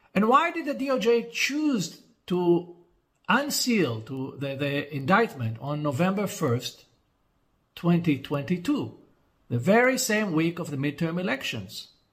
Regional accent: Israel; my home country of Israel, where I reside most of the time

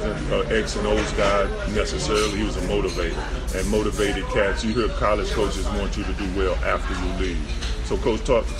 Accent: Dallas, Texas, United States; I'm originally from Dallas, Texas.

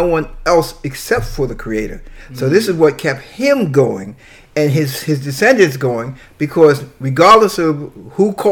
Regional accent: New York City, New York, United States; also born or lived in Long Island; I was born in Brooklyn

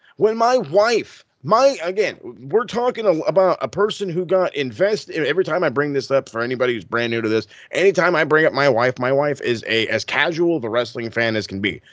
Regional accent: United States; as an American fan

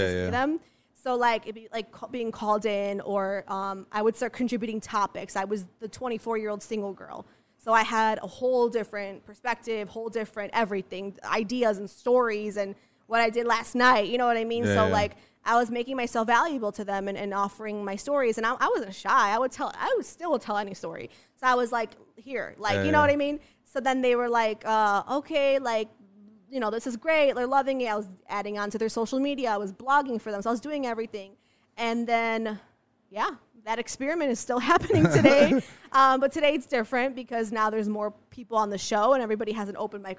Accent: Chicago, Illinois, United States; moved away as an adult; also born or lived in Los Angeles; I'm from Chicago, but I worked in LA for 2 years.

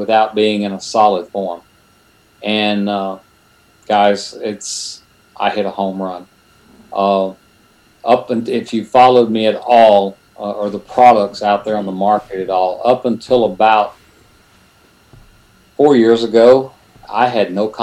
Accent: Silsbee, Texas, United States; also born or lived in Conroe, Texas; now in Houston, United States; I kind of call Silsby home because that was my, learning to drive and getting your first car and all that good stuff. I was actually born, though, in Conroe, Texas

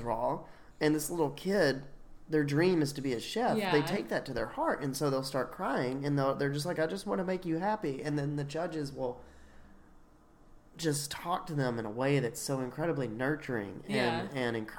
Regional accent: the South, United States; I'm from the South.

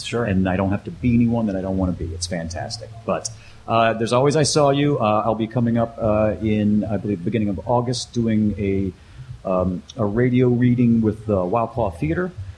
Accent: Mississippi Gulf Coast, United States; also born or lived in upstate New York; now in Chicago, United States; I'm originally from the Mississippi Gulf Coast.

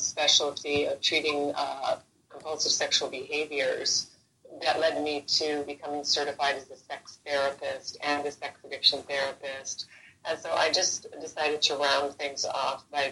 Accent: Central East Coast, Florida, United States; now in Los Angeles, United States; I'm originally from Florida. The Central East Coast, where the rockets used to go off into space

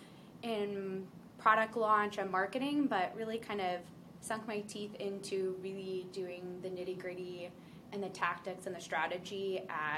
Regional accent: Ocean City, New Jersey, United States; For anyone who knows Jersey, this is Ocean City area, so closer to Philadelphia

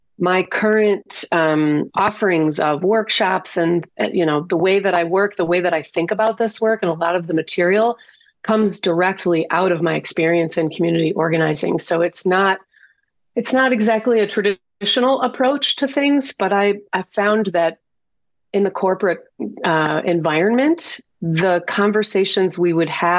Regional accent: Detroit, Michigan, United States; Born and raised in Detroit, big time city girl

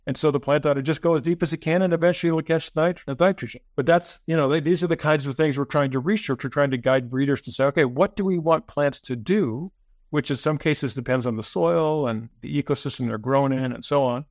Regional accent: United States; I'm an American

